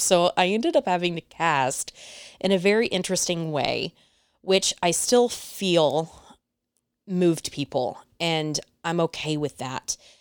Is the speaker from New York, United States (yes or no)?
no; Mesquite, Texas, United States; also born or lived in Dallas, Texas; I was born and raised in the Dallas area, little town called Mesquite, Mesquite, Texas